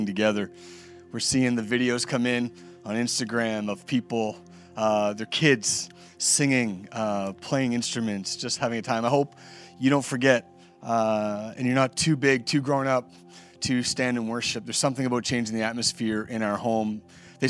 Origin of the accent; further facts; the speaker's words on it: Nova Scotia, Canada; Been here my whole life, born and raised in Nova Scotia